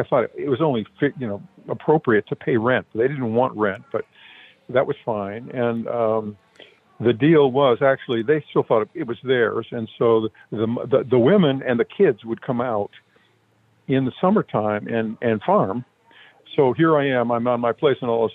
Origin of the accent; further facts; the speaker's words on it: San Francisco, California, United States; also born or lived in New Mexico; I actually was born in San Francisco